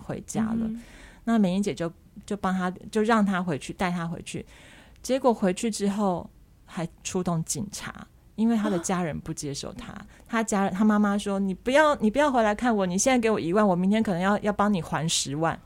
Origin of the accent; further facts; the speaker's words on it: Taiwan; 因为我自己是从小在眷村长大的